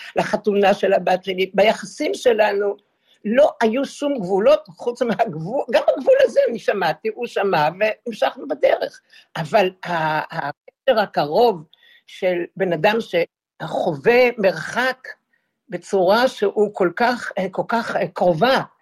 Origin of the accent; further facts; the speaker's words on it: Israel; אנחנו לא נתפסים כישראלים שגדלו בארץ